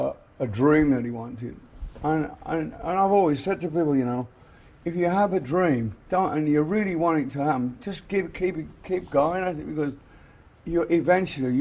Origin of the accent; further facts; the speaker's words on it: England, United Kingdom; moved away as an adult; we came from England